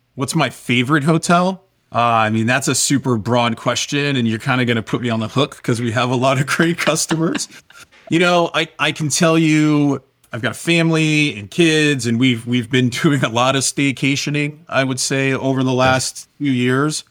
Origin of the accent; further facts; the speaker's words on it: Washington, District of Columbia, United States; moved away as an adult; also born or lived in Northern Virginia; now in Southern California, United States; I grew up, for the most part, in the Washington, D C area